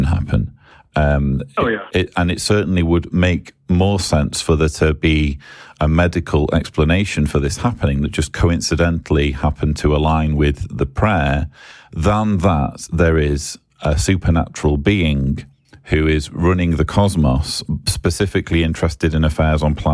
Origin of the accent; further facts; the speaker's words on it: England, United Kingdom; I'm English